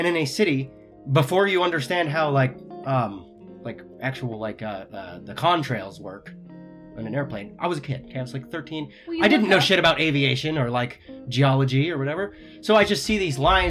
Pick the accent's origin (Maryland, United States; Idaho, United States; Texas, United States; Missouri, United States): Idaho, United States; we're from Idaho.